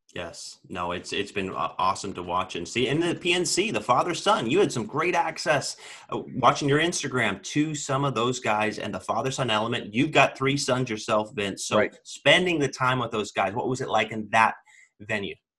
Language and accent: English; Sacramento, California, United States; moved away as an adult; now in Washington, D.C., United States; I grew up in Sacramento, California